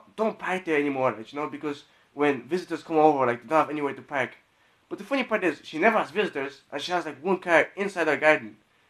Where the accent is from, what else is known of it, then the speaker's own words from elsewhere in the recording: Poland; moved away; I'm originally from Poland